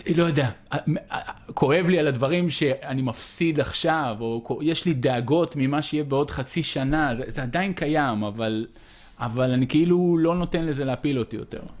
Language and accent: Hebrew; Israel; אני מבסוט שנולדתי בישראל